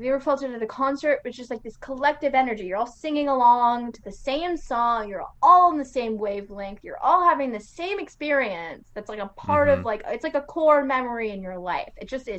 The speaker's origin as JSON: {"language": "English", "region": "California", "country": "United States", "tie": "born or raised there", "said": "growing up in California"}